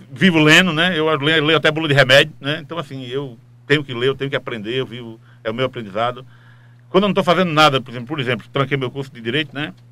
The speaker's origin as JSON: {"language": "Portuguese", "town": "Timbaúba", "region": "Pernambuco", "country": "Brazil", "said": "Eu nasci em Timbaúba, então eu"}